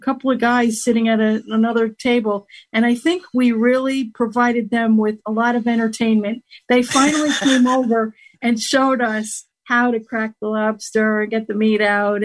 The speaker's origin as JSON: {"language": "English", "town": "Albany", "region": "New York", "country": "United States", "said": "I'm from Albany, New York"}